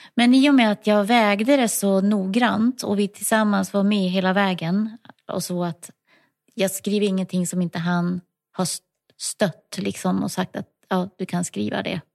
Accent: Lycksele, Västerbotten County, Sweden; moved away as an adult; also born or lived in Ludvika / Tuvträsk / Stockholm; now in Huddinge, Sweden; jag är uppvuxen i Lycksele på dels ett litet område utanför lilla Lycksele stad och sen i en by den större delen av min barndom

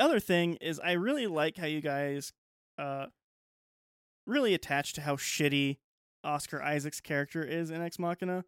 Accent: United States; as an American

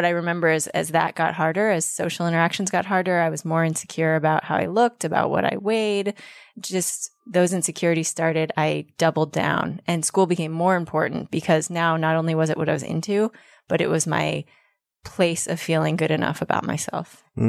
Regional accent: Denver, Colorado, United States; now in Berkeley, United States; Denver, Colorado.

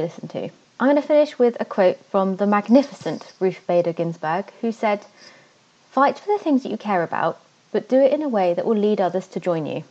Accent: Devon, South West England, United Kingdom; moved away as an adult; also born or lived in Netherlands; I moved to the Netherlands for a while. I really miss Devon. I'm from Devon

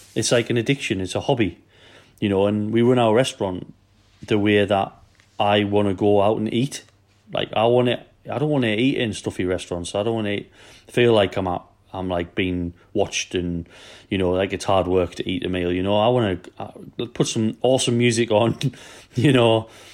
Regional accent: Newcastle upon Tyne, North East England, United Kingdom; now in Wales, United Kingdom; I'm from Newcastle, and we have trouble speaking English

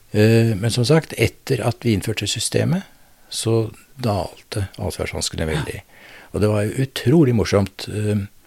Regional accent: Drammen, Buskerud, Norway; moved away as an adult; also born or lived in Notodden; Jeg vokste opp i Drammen

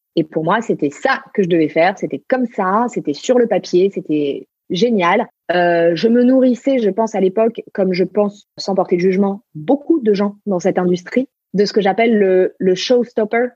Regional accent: Marseille, Provence-Alpes-Côte d'Azur, France; now in Paris, France; je suis marseillaise d'origine

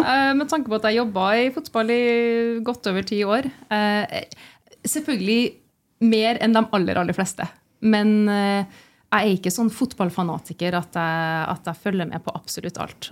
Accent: Trondheim, Trøndelag, Norway; moved away as an adult; also born or lived in Lancaster, England; jeg er jo født og oppvokst i Trondheim

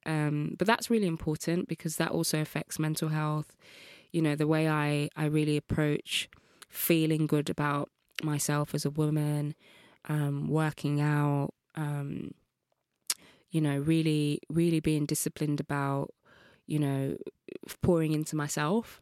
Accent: Birmingham, West Midlands, United Kingdom; I grew up in Birmingham, Kings Norton, Birmingham

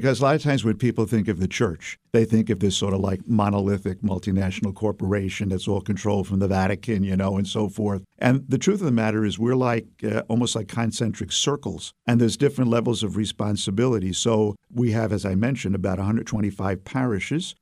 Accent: New York City, New York, United States; accent: Brooklyn; now in Albany, United States; I was raised in Brooklyn

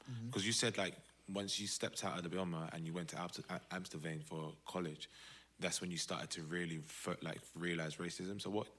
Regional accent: London, United Kingdom; right, I'm from Southeast.

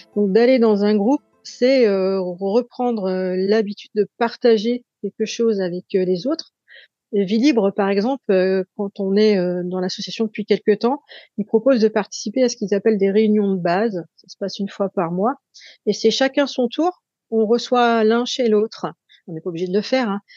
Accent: Saint-Nazaire, Pays de la Loire, France; chez nous à Saint-Nazaire

